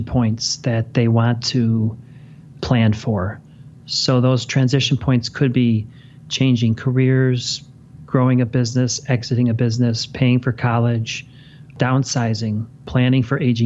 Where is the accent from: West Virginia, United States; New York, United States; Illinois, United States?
Illinois, United States; Chicago; I was born and raised in Chicago, and I grew up watching the Bears